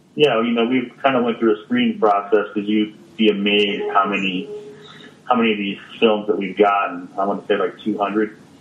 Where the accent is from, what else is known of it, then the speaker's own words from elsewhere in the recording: Kansas City, Missouri, United States; KC's my hometown